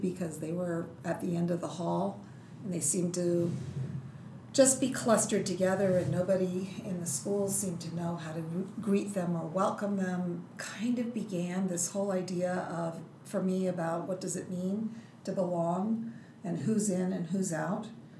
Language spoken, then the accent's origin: English; Tokyo, Japan; born there; So I grew up all over the world. My dad was in the military.